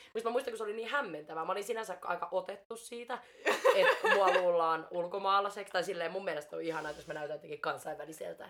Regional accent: Finland; also born or lived in Mexico; olen suomalainen ja olen syntynyt Suomessa

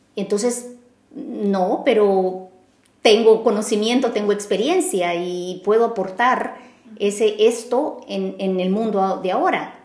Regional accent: El Salvador; moved away as an adult; now in Vienna, Austria; en un puesto representando a El Salvador

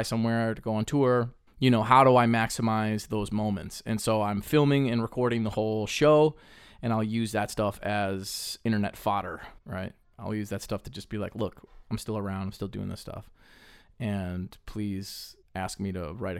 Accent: Upper Peninsula, Michigan, United States; accent: UP; I got my UP accent starting to happen here.

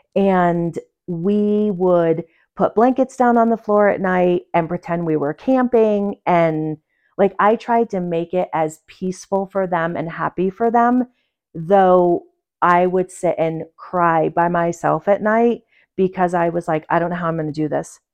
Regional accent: Port Jervis, New York, United States; moved away as an adult; also born or lived in Pueblo, Colorado / Durango, Colorado; now in Colorado, United States; I was born and raised in New York

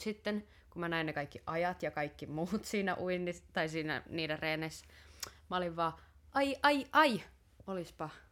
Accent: Tampere, Pirkanmaa, Finland; koska mä oon Tampereelta

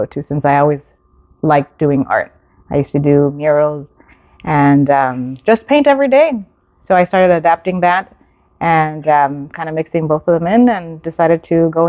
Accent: Whittier, California, United States; I actually grew up in the city of Whittier.

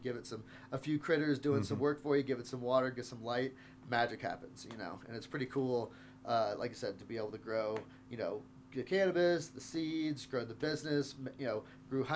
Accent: Texas, United States; now in Denver, United States; I'm from Texas.

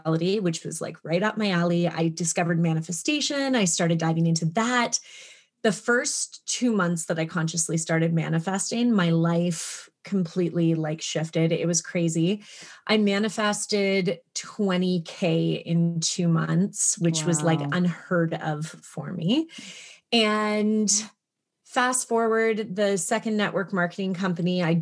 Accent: Toronto, Ontario, Canada; moved away as an adult; also born or lived in British Columbia; I'm from Canada. I moved from Toronto to like the middle of nowhere, British Columbia, very close to Alaska

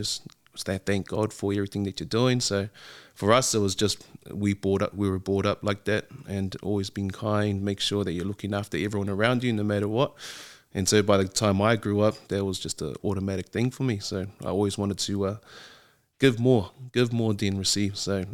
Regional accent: Auckland, New Zealand; So I grew up in the Catholic system, I'd say. So from a young age, went to Avondale Primary, then St. Mary's Primary, then to Holy Cross out West Auckland, and then ended up in Liston College.

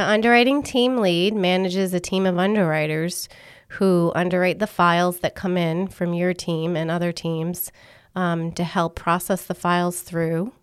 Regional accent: Massachusetts, United States; accent: Northern; now in Rhode Island, United States; I was born in Massachusetts.

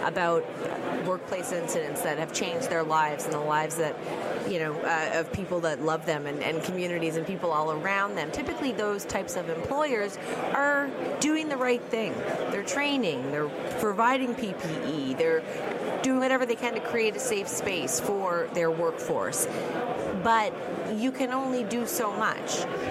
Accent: Miramichi, New Brunswick, Canada; now in Halifax, Canada; I'm from Miramichi, New Brunswick. That's my hometown, but I live in Halifax, Nova Scotia.

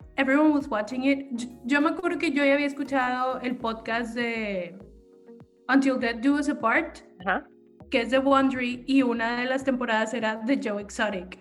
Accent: Mexico; Como mexicano

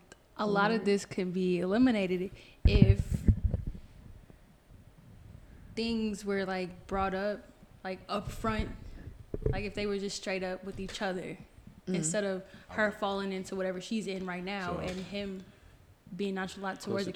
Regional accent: New Jersey, United States; I'm from Jersey.

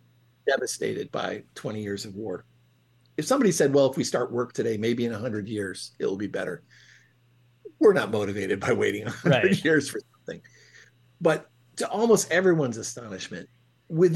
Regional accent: Ohio, United States; where I grew up in Ohio

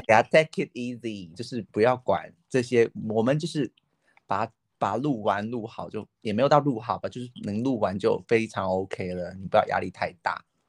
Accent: southern China, China; accent: southern; 听口音应该很清楚，我就是生活在南方的一个人

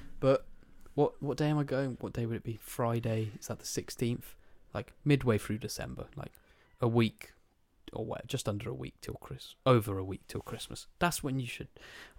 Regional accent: South East England, United Kingdom; And because I'm from Kent as well. Everyone's going blue water.

